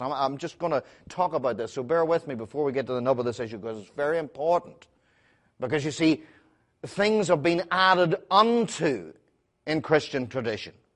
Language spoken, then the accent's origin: English; Belfast, Northern Ireland, United Kingdom; I'm from Belfast